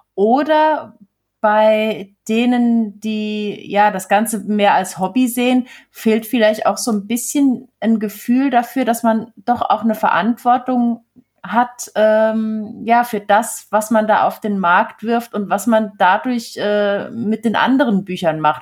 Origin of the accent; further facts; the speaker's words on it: Switzerland; als äh, Schweizerin